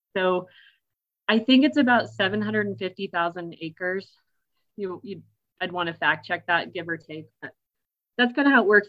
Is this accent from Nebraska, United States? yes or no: yes; Nebraska, United States; moved away as an adult; now in Colorado, United States; I grew up in Nebraska